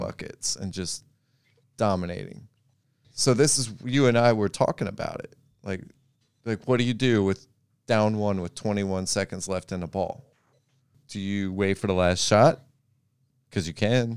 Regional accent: Memphis, Tennessee, United States

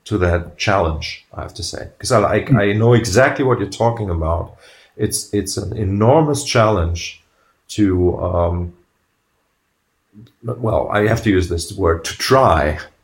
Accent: Germany; I come from Germany

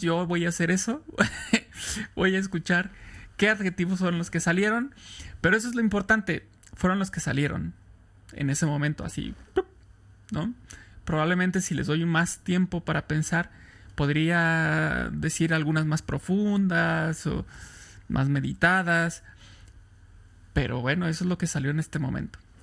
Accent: Irapuato, Guanajuato, Mexico; also born or lived in Tampico; Soy de Irapuato, Guanajuato, en el centro de México

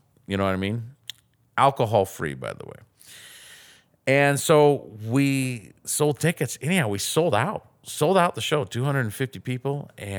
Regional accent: Sumner, Washington, United States; I grew up in a fantastic family, fantastic home, actually in Sumner. I grew up near Lake Taps.

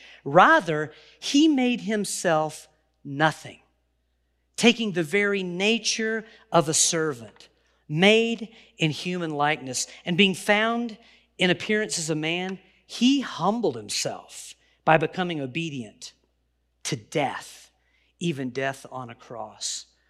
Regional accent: the South, United States; And so well, I'm from the South. I can probably say will and get away with it.

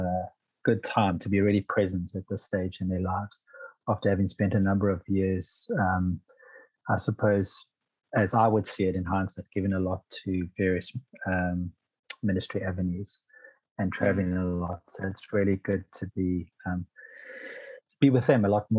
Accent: Pietermaritzburg, KwaZulu-Natal, South Africa; I grew up in Pietermaritzburg in KwaZulu-Natal

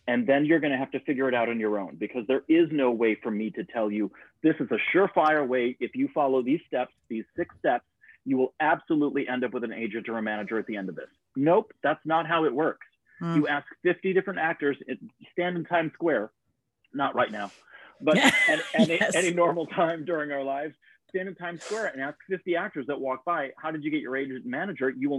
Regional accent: Illinois, United States; moved away as an adult; also born or lived in Ohio; now in New York City, United States; I grew up in Illinois

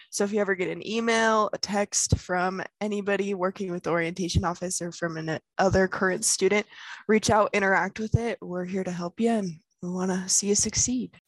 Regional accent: South Weber, Utah, United States; I'm from South Weber, Utah

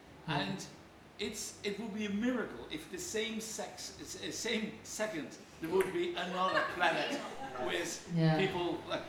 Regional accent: Netherlands; English is a second language; moved away as an adult; now in Kerry, Ireland; I'm originally from Holland.

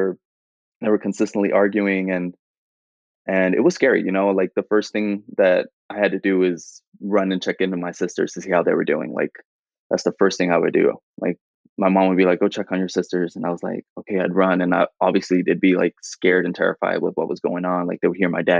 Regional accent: Fremont, California, United States; also born or lived in Union City, California; I grew up in the Bay Area, so I've been in the Bay Area all my life

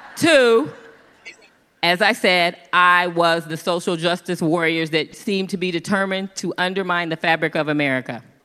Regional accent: Kansas, United States; moved away as an adult; also born or lived in Los Angeles; I'm from Kansas

